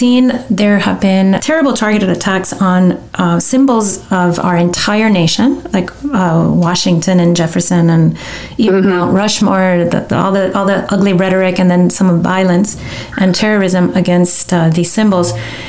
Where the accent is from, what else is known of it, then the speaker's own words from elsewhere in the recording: Mexico; I grew up in Mexico